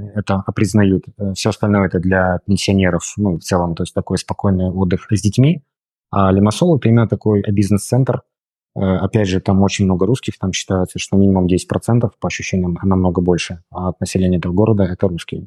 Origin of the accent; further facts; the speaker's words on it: Brest, Brest Region, Belarus; moved away as an adult; also born or lived in Moscow, Russia; now in Limassol, Cyprus; Я сам из Беларуси, из города Бреста.